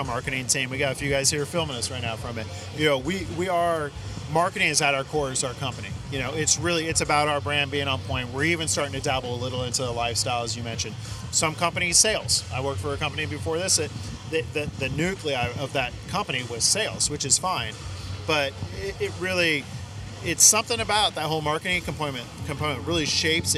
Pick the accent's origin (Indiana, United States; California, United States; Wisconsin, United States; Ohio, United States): California, United States; Northern; I miss living in SoCal compared to growing up in NorCal